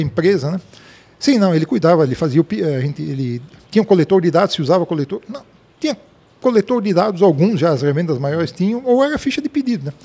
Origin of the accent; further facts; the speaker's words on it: Blumenau, Santa Catarina, Brazil; sou nascido em Blumenau, em 1961